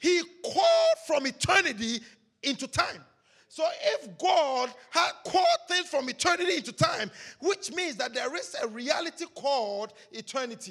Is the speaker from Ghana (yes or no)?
yes; Ghana; English is a second language; moved away; We grew up together in Ghana